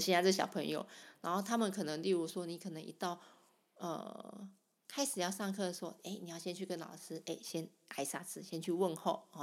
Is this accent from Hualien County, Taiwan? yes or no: no; Sanchong, New Taipei, Taiwan; 我从小在三重长大的